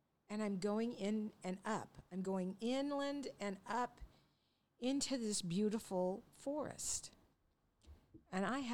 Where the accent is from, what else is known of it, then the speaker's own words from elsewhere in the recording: Longview, Washington, United States; I grew up in Longview, Washington